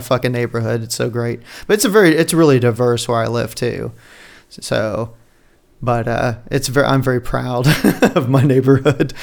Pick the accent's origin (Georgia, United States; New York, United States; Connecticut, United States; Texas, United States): Texas, United States; as a Texan